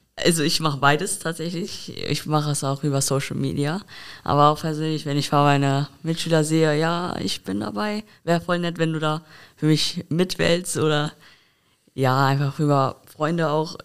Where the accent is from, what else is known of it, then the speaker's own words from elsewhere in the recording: Koblenz, Rhineland-Palatinate, Germany; Ich komme aus der Altstadt tatsächlich auch